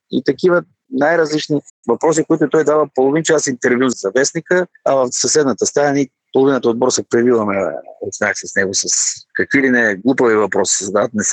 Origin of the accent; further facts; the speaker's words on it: Dryanovo, Gabrovo Province, Bulgaria; Аз вече не си спомням кога в родния ми град Дряно, в Локомотив. Играех баскетбол, но се появи един от треньорите в детско-юношеската школа на Локомотив Дряно